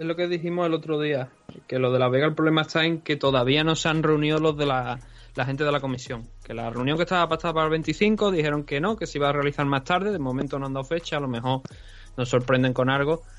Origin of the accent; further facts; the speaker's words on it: Cádiz, Andalusia, Spain; yo soy de Cádiz, Cádiz